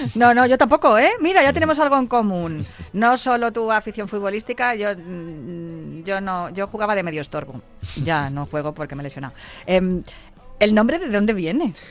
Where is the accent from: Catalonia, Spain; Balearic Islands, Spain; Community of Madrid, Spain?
Community of Madrid, Spain; Madrid; Yo soy de Vallecas